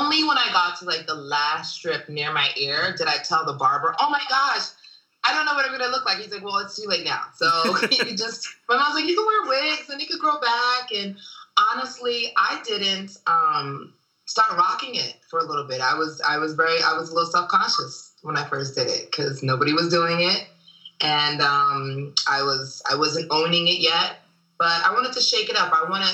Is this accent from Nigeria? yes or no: yes; Nigeria; also born or lived in Germany / London / Paris / Philadelphia; now in Los Angeles, United States; I was born in Germany. I'm Nigerian, born in Germany, lived in Nigeria, London, and Paris. From Philly before I got to LA.